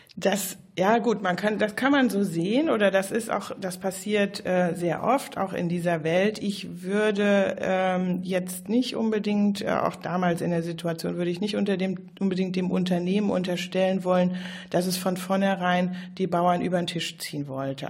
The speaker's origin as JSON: {"language": "German", "country": "Germany", "also_born_or_lived": "Brazil", "said": "wir als Deutsche"}